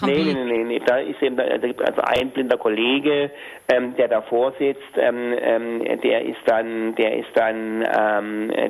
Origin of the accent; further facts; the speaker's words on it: Hamburg, Germany; würde ich jetzt also als Hamburger an den Oberbürgermeister schreiben.